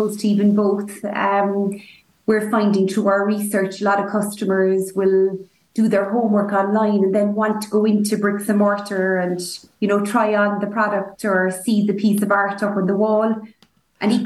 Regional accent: Cork, Munster, Ireland; accent: Cork; my Cork accent was waning. So it was time to return. It was time to return back to Cork

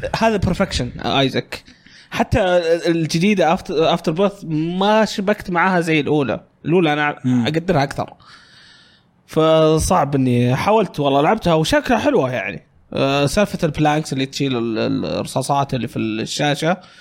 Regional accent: Riyadh, Riyadh Province, Saudi Arabia; كنا كل عياخاتي جايين عندنا في الرياض، هم أغلبهم في الشرقية

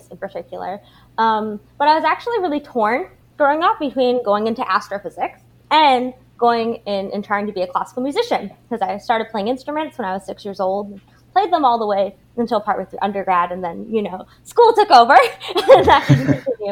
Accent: Abbotsford, British Columbia, Canada; we had like a public fine arts school where I grew up in Abbotsford

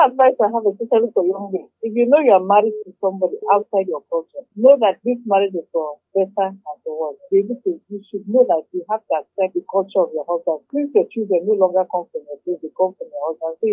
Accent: Calabar, Cross River, Nigeria; I'm from Obutong and Kwajima State. I'm Efik while my husband is Igbo.

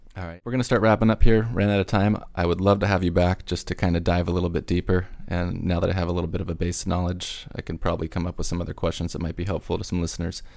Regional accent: Huntington Beach, California, United States; born or raised there

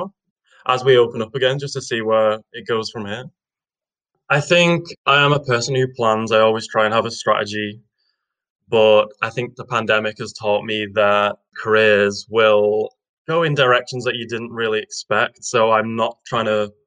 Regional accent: Widnes, North West England, United Kingdom; also born or lived in Edinburgh; I'm from Widnes, which is a sunny little town on the northwest of England.

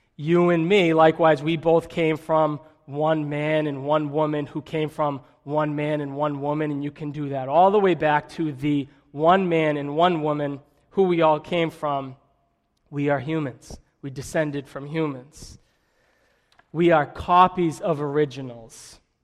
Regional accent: Methuen, Massachusetts, United States; also born or lived in Billerica; I'm from Methuen

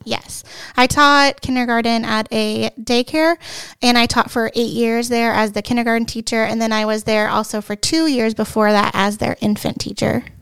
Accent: Hilliard, Ohio, United States; I am from Hilliard, Ohio. I actually am from Saint John, and I've been a member my whole entire life.

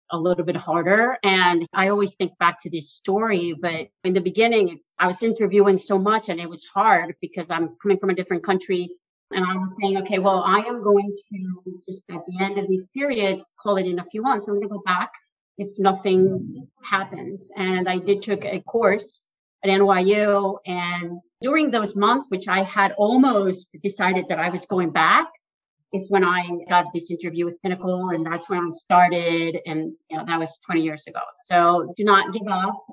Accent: Mexico; now in New York, United States; I moved about 20 years ago from Mexico to New York. And I was determined that I was going to stay in New York.

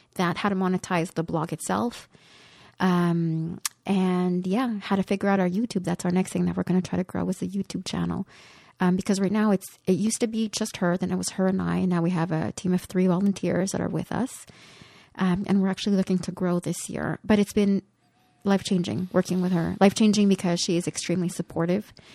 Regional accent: Côte-des-Neiges, Quebec, Canada; I grew up in Kotinesh, and we lived when my brother and sister came to live with us, we were four children in one bedroom, and we lived in a five and a half

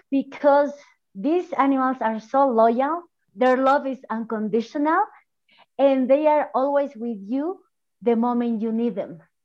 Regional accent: Bolivia; from Bolivia

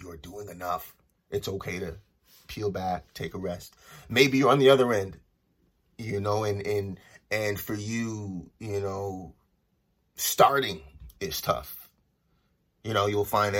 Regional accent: Los Angeles, California, United States; also born or lived in Toronto; I'm originally from Toronto and I grew up in Los Angeles.

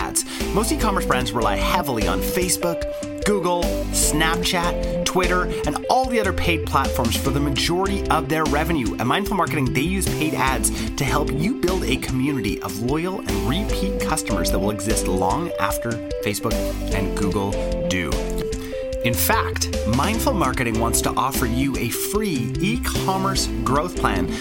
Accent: Canada; I'm Canadian

